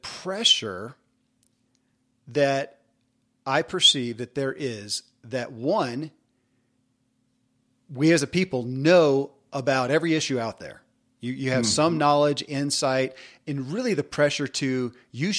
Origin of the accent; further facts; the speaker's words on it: the Bible Belt, United States; I come from the Bible Belt in a big way